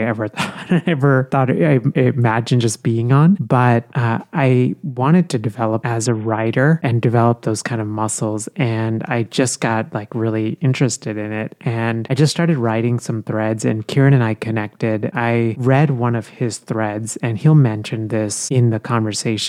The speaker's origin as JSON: {"language": "English", "country": "India", "tie": "born or raised there", "moved": "yes", "lives_now": "United States", "said": "I was born in India and I grew up in India"}